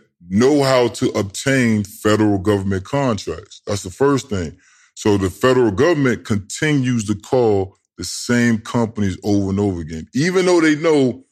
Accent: Norfolk, Virginia, United States; So I'm below the DMV. So you got Northern Virginia, and then you got Tidewater. I'm from Tidewater.

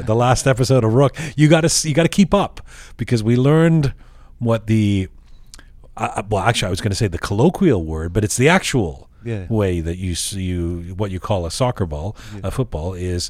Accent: Toronto, Ontario, Canada; growing up in Toronto and, you know, my favorite teams being Arsenal and the Toronto Maple Leafs

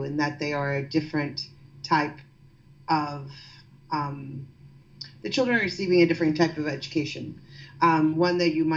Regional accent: the Bible Belt, Southeast, United States; now in New York City, United States; where I grew up in in the Southeast, I grew up in the Bible Belt

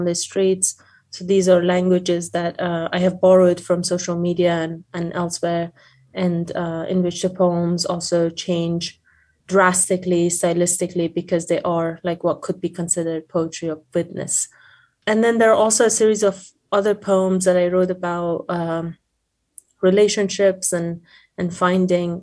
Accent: Afghanistan; moved away as an adult; now in United States; I'm originally from Afghanistan

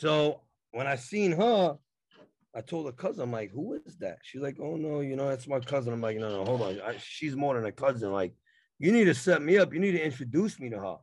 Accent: New York City, New York, United States; moved away as an adult; now in Poconos, United States; I'm from New York. I'm originally from Brooklyn, Queens

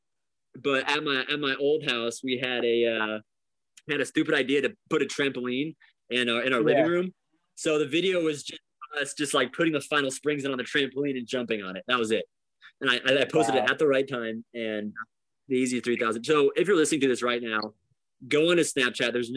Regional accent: Florida, United States; I come from Florida, so I know the hot weather

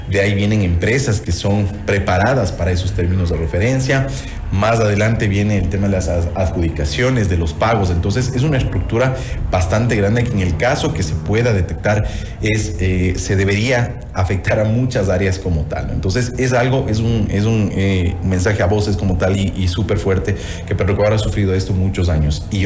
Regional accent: Ecuador; Y eso realmente como ecuatoriano yo

